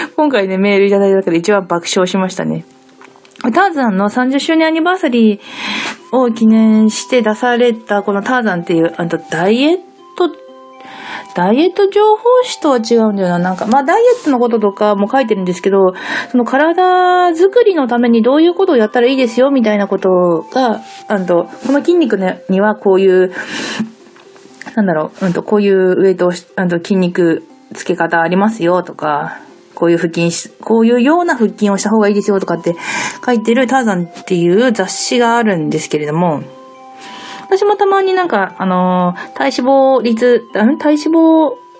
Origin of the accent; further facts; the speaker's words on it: Sapporo, Hokkaido, Japan; moved away; 私、札幌なんですけど